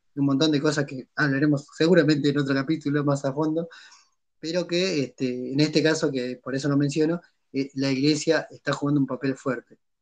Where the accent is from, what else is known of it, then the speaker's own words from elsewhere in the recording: San Antonio de los Cobres, Salta, Argentina; venite a mi pueblo y fíjate cómo la, a San Antonio de Cobres